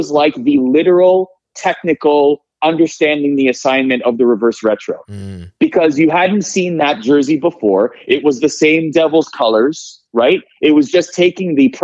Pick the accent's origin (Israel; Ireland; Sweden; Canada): Canada; Toronto, Ontario; I grew up in Toronto